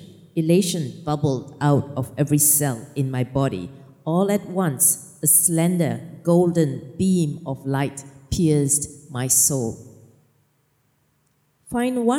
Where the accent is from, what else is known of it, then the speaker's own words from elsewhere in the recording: Malaysia; now in Norway; I'm Malaysian, right? We don't walk in the forest.